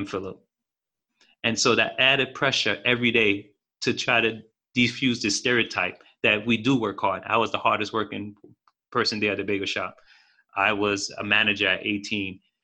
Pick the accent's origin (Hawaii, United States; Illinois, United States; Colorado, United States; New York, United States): New York, United States; I was born in New York